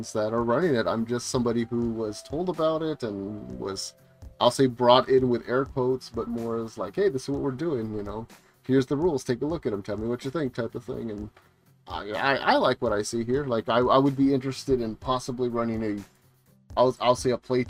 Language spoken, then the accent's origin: English; Texas, United States; As a Texan